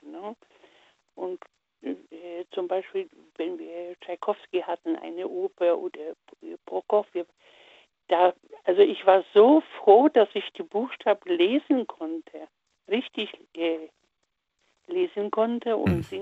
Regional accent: Poland; first language Polish; German is a second language; ich komme aus Polen, außer Deutsch. Polnisch äh, natürlich in der Schule, in, in der Hauptschule oder in der Grundschule Russisch.

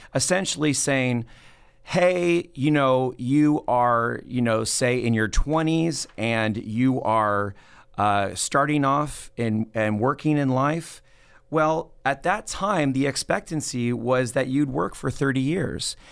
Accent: Los Angeles, California, United States; moved away as an adult; also born or lived in Playa Vista, Los Angeles; now in Fresno, United States; I was born in Tarzana in the San Fernando Valley, and I grew up there

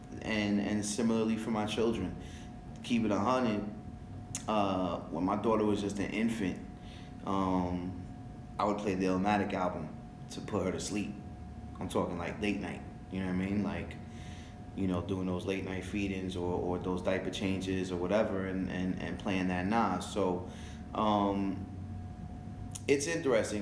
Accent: New York City, New York, United States; first language French; Growing up in New York City

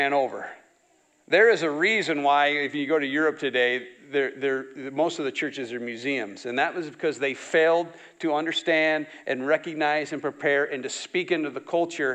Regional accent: near Saterville, Iowa, United States; I grew up not far from here. a few miles down that way

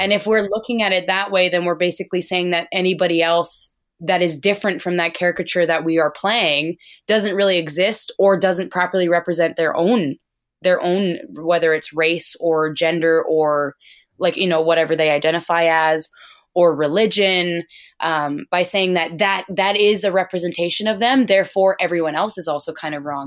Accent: Alberta, Canada; I grew up in the oil field because I'm from Alberta, which is kinda like the Texas of Canada.

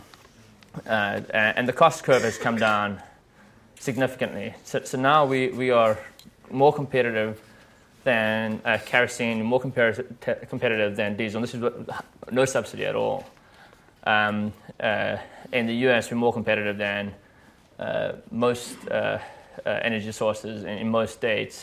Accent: South Africa; I'm from South Africa

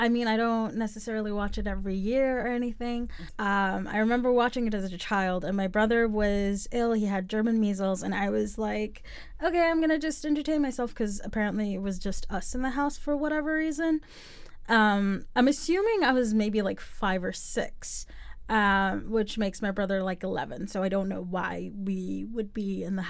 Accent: South Africa; A fact about myself, I am from South Africa, born and raised, even though I sound nothing like that is the truth, but it is.

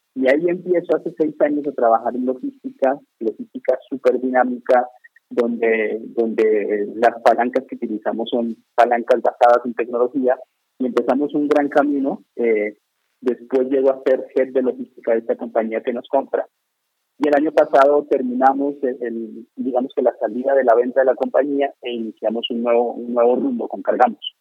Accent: Colombia; moved away as an adult; now in Mexico; yo soy colombiano, llegué a México hace unos 10 años

